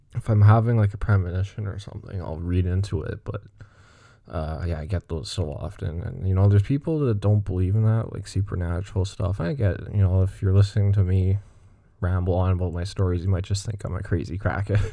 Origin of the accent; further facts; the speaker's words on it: Montreal, Quebec, Canada; I'm from, uh, Greenfield Park, Montreal. It's like the South Shore of Montreal, and, um, I'm English, but I mean, I speak French, too